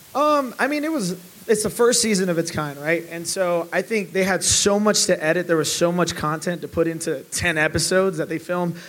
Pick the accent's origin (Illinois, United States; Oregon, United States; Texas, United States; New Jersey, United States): Illinois, United States; Chicago; we're both from Chicago